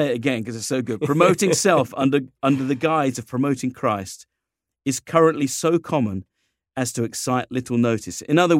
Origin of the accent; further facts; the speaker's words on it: United Kingdom; it's kind of fun being a Brit and an American locked in a room together.